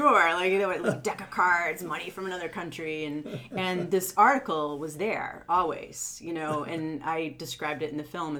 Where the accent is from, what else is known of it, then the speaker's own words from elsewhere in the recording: Cape Elizabeth, Maine, United States; also born or lived in Portland, Maine; I was born in Portland, Maine. And when I was about two, my brother was coming along. We moved here to Cape Elizabeth. So I have lived on Fowler Road or thereabouts almost my entire life.